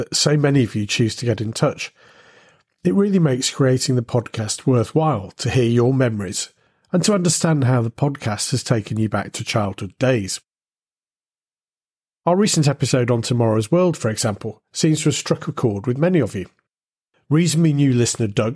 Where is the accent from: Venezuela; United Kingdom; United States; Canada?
United Kingdom; growing up in Britain during the 1970s